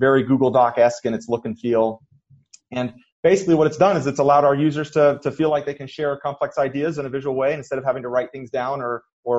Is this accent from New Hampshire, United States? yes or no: yes; New Hampshire, United States; moved away as an adult; also born or lived in San Francisco; now in Utah, United States; grew up in New Hampshire.